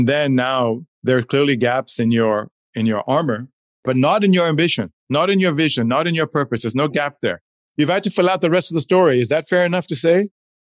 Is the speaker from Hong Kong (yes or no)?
yes; Hong Kong; also born or lived in Switzerland / United States / Chile / Poland; growing up in Hong Kong high school and Switzerland college in the States, lived and worked in Chile, Poland, Czech Republic, China, India, Dubai.